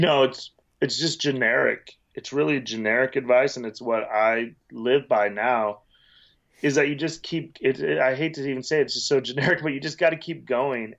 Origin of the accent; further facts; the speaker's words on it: Wyoming, United States; moved away as an adult; also born or lived in Las Vegas; I grew up in Wyoming, a small town